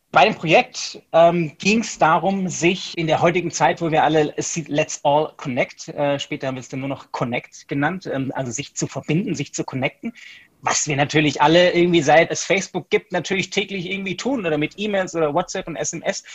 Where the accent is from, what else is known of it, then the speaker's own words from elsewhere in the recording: Stuttgart, Baden-Württemberg, Germany; also born or lived in United States; ich bin Deutscher, ich komme aus Stuttgart